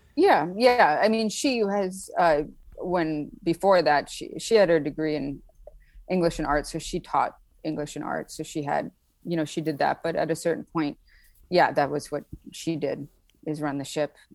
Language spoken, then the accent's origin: English; Saint Paul, Minnesota, United States; moved away as an adult; now in Brooklyn, New York, United States; I'm from Saint Paul, and there's pretty good, when I, in the eighties, pretty good education system there. I went to a great public school